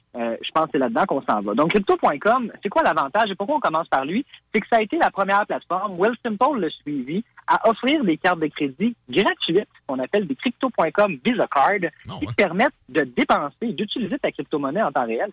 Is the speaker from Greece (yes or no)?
no; Carignan, Quebec, Canada; je suis banlieusard. Je viens de Carignan